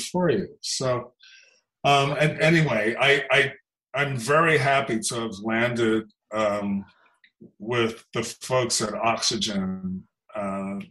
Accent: Los Angeles, California, United States; I grew up in Los Angeles

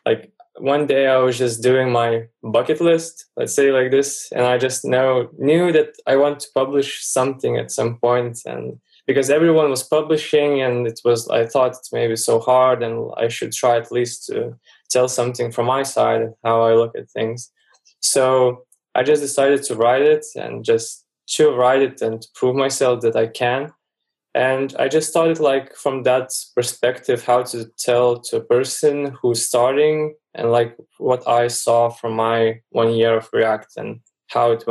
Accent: Lithuania; I'm from Lithuania and Europe

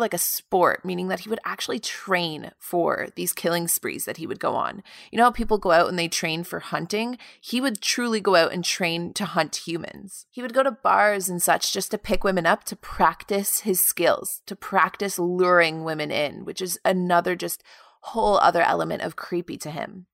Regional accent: Canada; the prison of my hometown

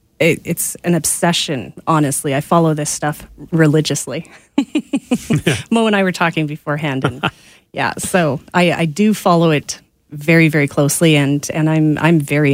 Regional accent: rural South Central Alberta, Canada; also born or lived in Calgary; now in Strathmore, Canada; So I was born in Calgary, but I was raised in rural South Central Alberta. I'm currently out in Strathmore right now.

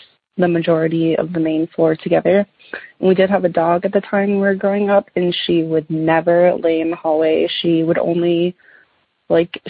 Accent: Minnesota, United States; my parents bought our house that we grew up in Minnesota here in the early 90s

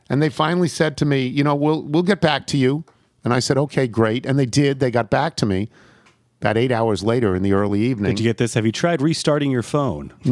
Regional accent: Crawfordsville, Indiana, United States; the list of famous people from my hometown of Crawfordsville, Indiana, is pretty boring.

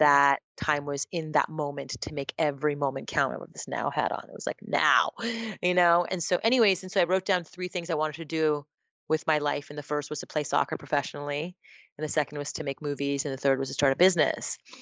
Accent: Montreal, Quebec, Canada; I was born and raised in Montreal, Canada, to a Japanese mother and an Indian father from India

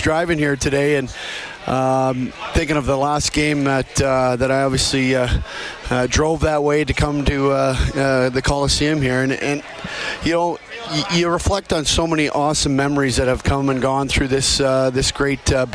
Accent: Edmonton, Alberta, Canada; I'm from Edmonton. This is where we call home

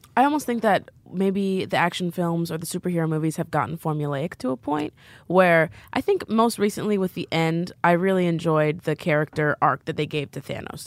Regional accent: Midwest, United States; moved away as an adult; from where I'm from

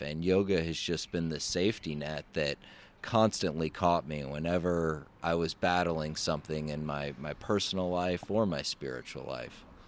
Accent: Memphis, Tennessee, United States; I grew up in Memphis, Tennessee

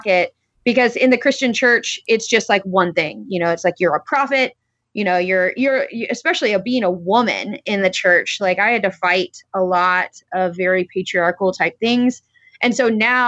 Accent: Florida, United States; I grew up in Florida and I had a really great upbringing

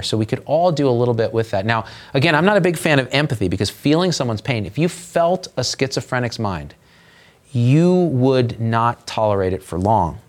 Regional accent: Central Valley of California, United States; I grew up in Central Valley of California, which was Little Armenia

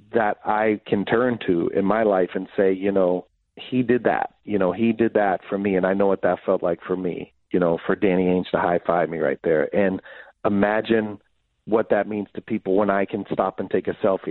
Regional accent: Boston, Massachusetts, United States; growing up in Boston

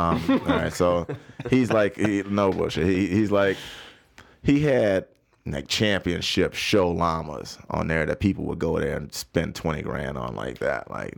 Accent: the South, United States; Look, I came from the South, so I knew, you know, like, look, tread lightly

